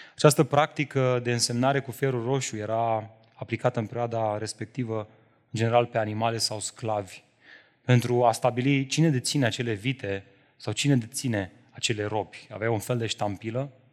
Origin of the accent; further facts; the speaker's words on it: Romania; Noi, românii, trăim într-o societate și într-o cultură religioasă